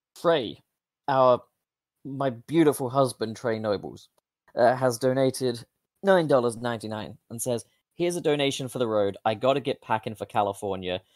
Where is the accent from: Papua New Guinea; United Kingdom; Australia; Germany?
United Kingdom; I'm British